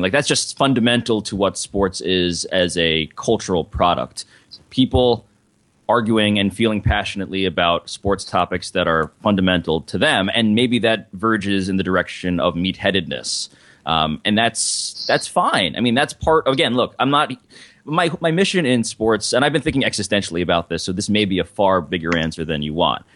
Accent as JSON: {"language": "English", "region": "New York", "country": "United States", "said": "I'm from New York"}